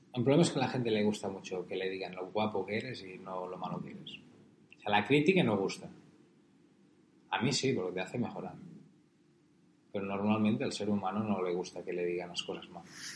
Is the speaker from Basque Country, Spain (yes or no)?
no; Pollença, Balearic Islands, Spain; moved away; abrir mi restaurante con Neus en mi pueblo, en Pollensa